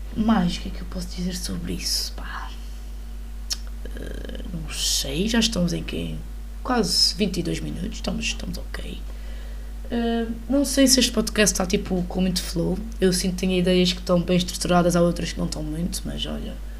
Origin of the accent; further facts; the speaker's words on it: Portugal; enquanto portuguesa